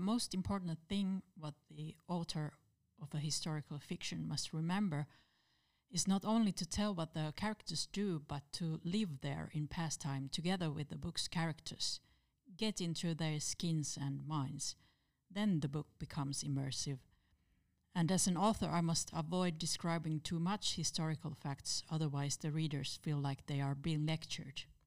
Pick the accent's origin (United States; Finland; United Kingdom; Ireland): Finland; Turku, Southwest Finland; Turku is my hometown and I worked there as a librarian